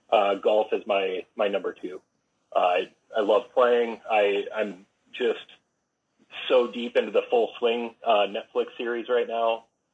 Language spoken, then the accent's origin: English; Darlington, Wisconsin, United States; I'm from Darlington originally. So small town, football town